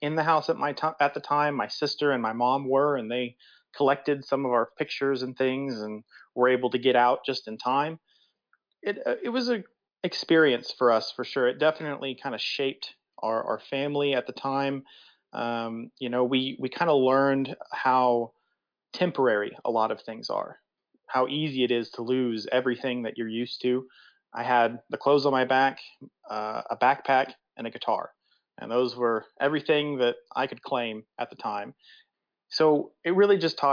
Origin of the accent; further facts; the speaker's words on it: Choctaw, Oklahoma, United States; also born or lived in Cambridge, England; I'm from Oklahoma City. I grew up on the east side in a town called Choctaw